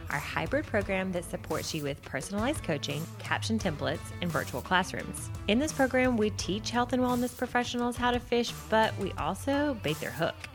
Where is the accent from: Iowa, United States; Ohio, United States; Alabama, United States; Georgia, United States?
Alabama, United States; accent: Southern; also born or lived in San Diego; And I said, and I used to sound a lot more Southern. I'm from Alabama, but I, uh, we lived in San Diego for six years and we've lived.